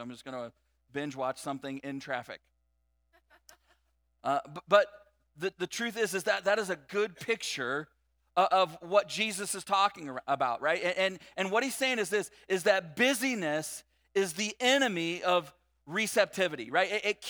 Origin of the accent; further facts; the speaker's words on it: California, United States; like we came from Southern California, and every day I commuted on the 91 freeway